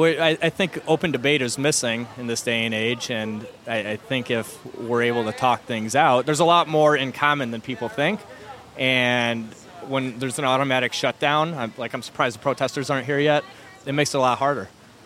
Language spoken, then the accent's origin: English; Chicago, Illinois, United States; I'm from Chicago.